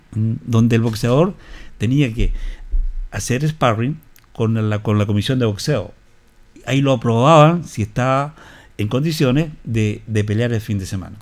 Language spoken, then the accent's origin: Spanish; Maipú, Santiago Metropolitan Region, Chile; Yo soy eh, de Maipú. La comuna de Maipú. La comuna de Maipú, en Santiago